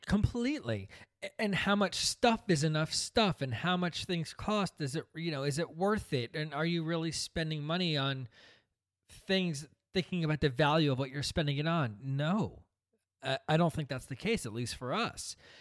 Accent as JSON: {"language": "English", "region": "New Jersey", "country": "United States", "tie": "born or raised there", "also_born_or_lived": "Brooklyn, New York", "said": "we came from Brooklyn, and moved out to New Jersey, where my dad started this business."}